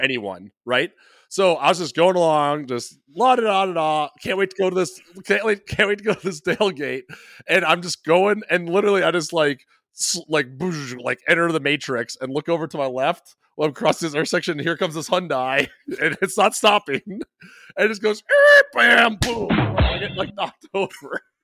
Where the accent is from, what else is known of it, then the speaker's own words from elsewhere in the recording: Midwest, United States; I'm such a Midwesterner